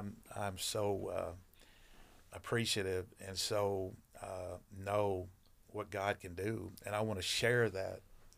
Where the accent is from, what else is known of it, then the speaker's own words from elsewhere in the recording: Arlington, Texas, United States; Well, I grew up, I was born in 1963 in Arlington, Texas.